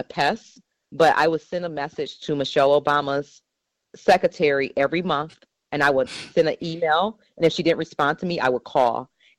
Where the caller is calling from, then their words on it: Seattle, Washington, United States; I'm calling you from Seattle again.